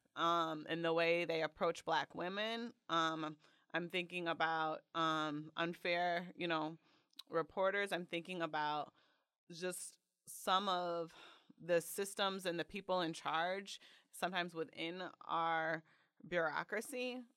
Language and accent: English; Detroit, Michigan, United States; now in Chicago, United States; I grew up in Metro Detroit, so right outside the city